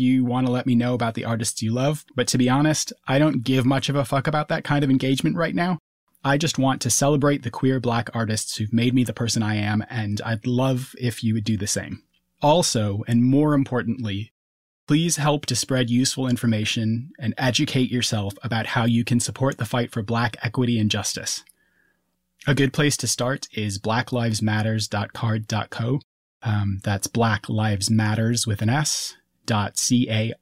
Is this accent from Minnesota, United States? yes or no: yes; Minneapolis–Saint Paul, Minnesota, United States; I grew up in Minnesota, in the Twin Cities